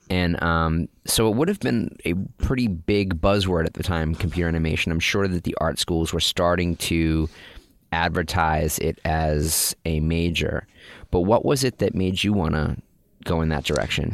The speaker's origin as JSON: {"language": "English", "area": "north of Boston", "region": "Massachusetts", "country": "United States", "tie": "born or raised there", "said": "growing up in north of Boston"}